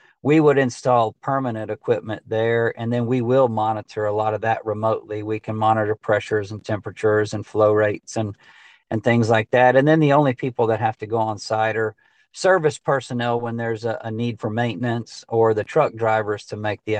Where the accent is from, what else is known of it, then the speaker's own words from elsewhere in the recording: Texas, United States; they might have a system in Georgia or Alabama or Oklahoma that needed this type of service, even though we're from Texas.